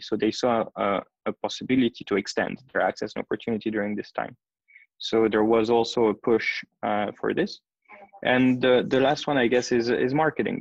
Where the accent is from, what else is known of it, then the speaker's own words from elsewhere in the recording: Geneva, Switzerland; moved away as an adult; also born or lived in United States / Athens, Greece; now in Tel Aviv, Israel; I'm Swiss. Originally, I was born and raised in Geneva.